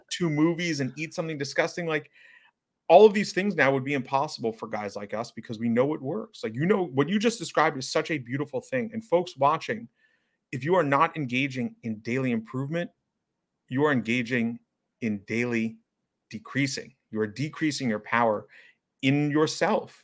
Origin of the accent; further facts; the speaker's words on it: New York City, New York, United States; As a resident of New York City, as someone who was born and raised in New York City